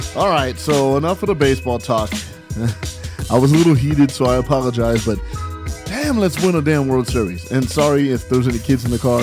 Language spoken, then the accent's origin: English; San Bernardino, California, United States; now in Los Angeles, United States; I'm from San Bernardino